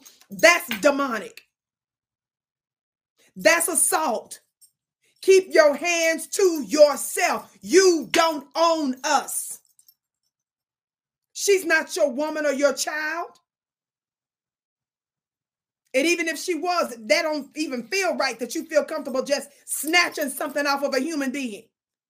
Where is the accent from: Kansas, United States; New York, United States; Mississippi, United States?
Mississippi, United States; I'm from Mississippi.